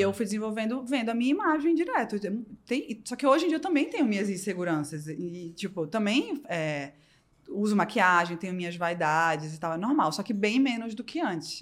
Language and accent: Portuguese; Recife, Pernambuco, Brazil; moved away as an adult; now in São Paulo, Brazil; eu sou de Recife